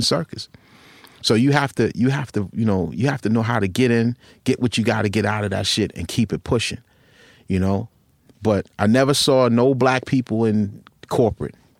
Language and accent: English; Long Island, New York, United States; also born or lived in Rockville Centre, New York / Westbury, New York / North Babylon, New York; where I grew up in Long Island